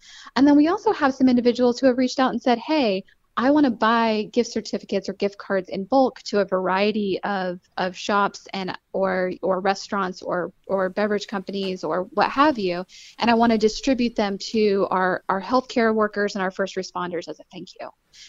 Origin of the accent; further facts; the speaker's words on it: Hayesville, North Carolina, United States; So, I mean, I grew up in Hayesville, North Carolina, so right here in Western North Carolina. And so I grew up in a farming community.